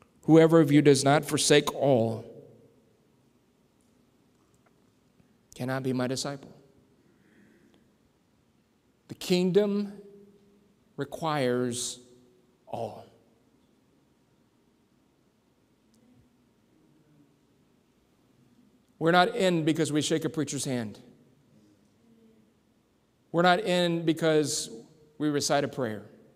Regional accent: San Antonio, Texas, United States; now in Southern Indiana, United States; I grew up in San Antonio, Texas, where they train a lot of military folks

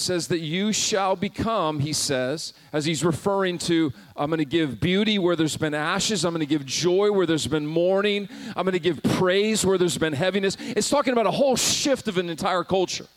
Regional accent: Montana, United States; moved away as an adult; also born or lived in South Carolina; I was raised in Montana

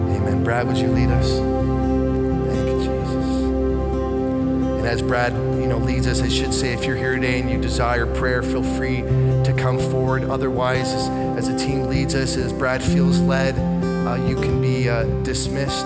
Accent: Canada; I'm a pastor. I'm from Canada

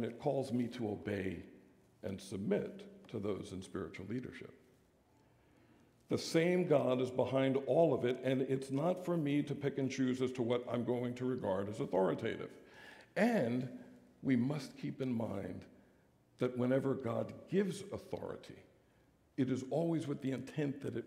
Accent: United States; we're American sinners

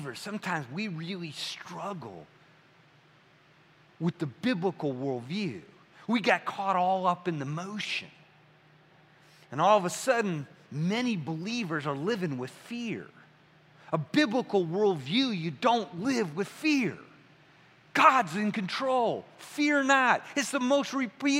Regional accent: Midwest, United States; I'm from the Midwest, Bing Cherries, Michigan.

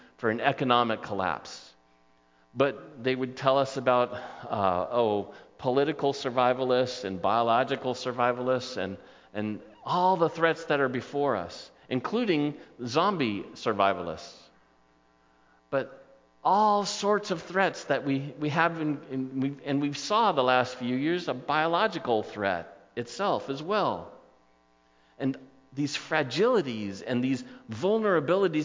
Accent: Southern California coast, United States; I grew up on the Southern California coast

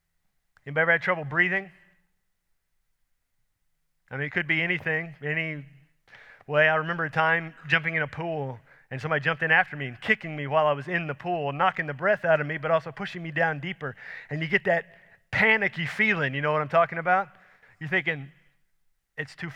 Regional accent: Houston, Texas, United States; I grew up in Houston, sea level

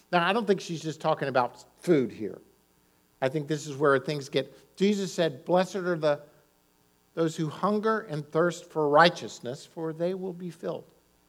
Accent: Florida, United States; also born or lived in Maryland; I was in Florida and going to elementary school in Florida. We moved around. My dad was a pastor. We moved from Florida to Maryland, Florida. But in elementary school, I was in Florida.

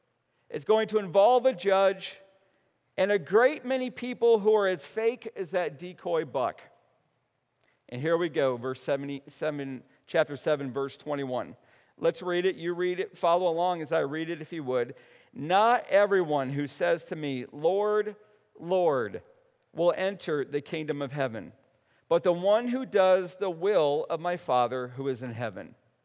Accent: central New York, United States; growing up in Little Deer Rider, New York, in central New York

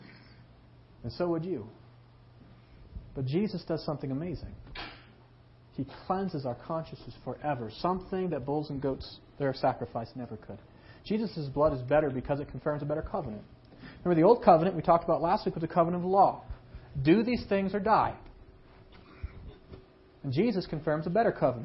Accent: United States; as an American citizen

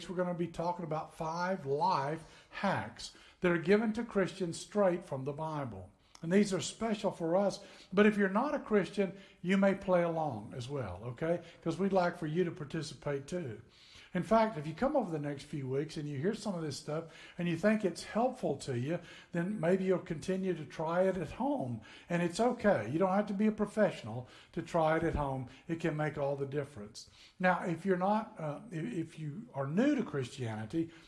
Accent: northern Tennessee, United States; moved away as an adult; now in Florida, United States; I grew up in Tennessee, way up north in Tennessee

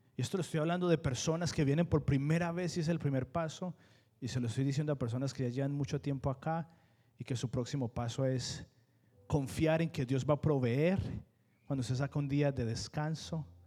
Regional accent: Colombia; now in United States; yo fui criado, no fui criado en Estados Unidos, fui criado en Colombia

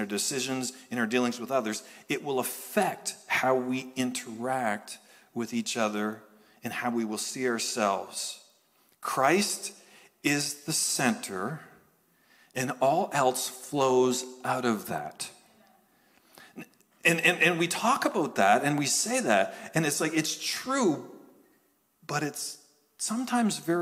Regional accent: Canada; happen to be from Canada, happen to be Pentecostal.

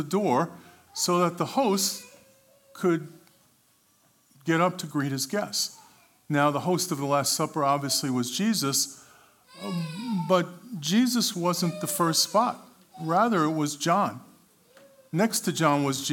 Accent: New York City, New York, United States; moved away as an adult; also born or lived in Richardson, Texas; Born and raised in Brooklyn, New York

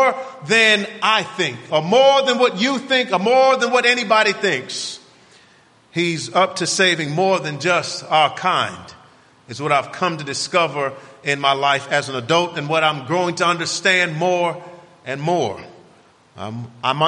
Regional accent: Miami, Florida, United States; growing up in Miami was an interesting experience for me

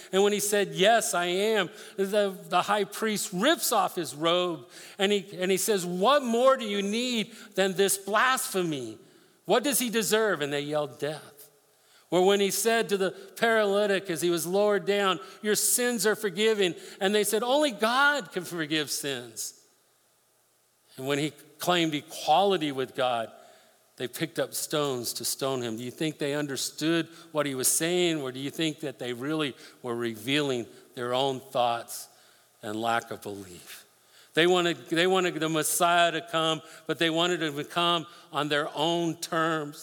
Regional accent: Colorado, United States; I grew up in Colorado, spent a lot of times fishing rivers up there with my dad.

